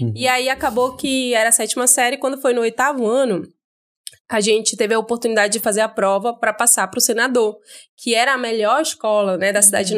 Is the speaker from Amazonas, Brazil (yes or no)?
yes; Manaus, Amazonas, Brazil; eu sou daqui de Manaus mesmo